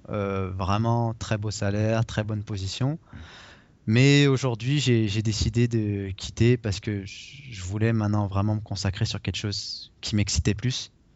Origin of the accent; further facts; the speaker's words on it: France; moved away as an adult; now in Toronto, Canada; je suis français, mais je suis quand même un, étranger ici